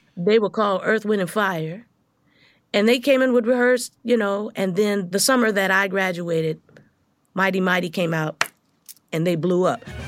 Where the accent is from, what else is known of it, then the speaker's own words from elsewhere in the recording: Los Angeles, California, United States; I grew up in South Central L